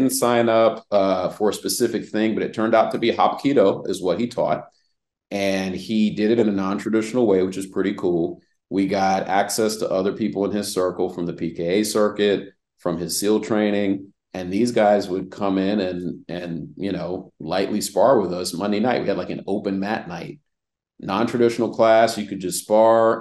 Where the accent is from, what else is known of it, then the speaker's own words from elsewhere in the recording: Reston, Virginia, United States; also born or lived in Washington, D.C.; now in Atlanta, United States; I'm from Reston, Virginia, was born in Washington, D.C. Once my dad got out of the military, we moved to Virginia, which is just Northern Virginia